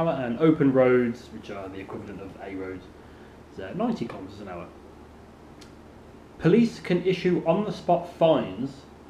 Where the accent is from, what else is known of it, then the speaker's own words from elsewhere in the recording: just outside Birmingham, West Midlands, United Kingdom; I was brought up just outside Birmingham.